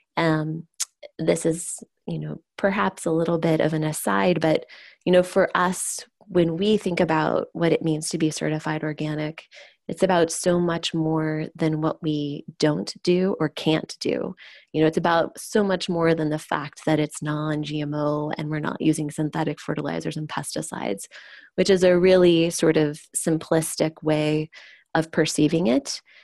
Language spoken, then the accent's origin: English; Oklahoma, United States; growing up in Oklahoma, which is an agricultural state